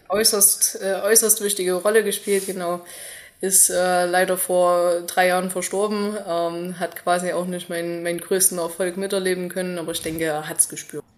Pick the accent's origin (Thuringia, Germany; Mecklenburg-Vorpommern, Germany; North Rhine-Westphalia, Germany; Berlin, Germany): Thuringia, Germany; Zeulenroda; also born or lived in Pausa; ich bin in Zürnroda zur Schule gegangen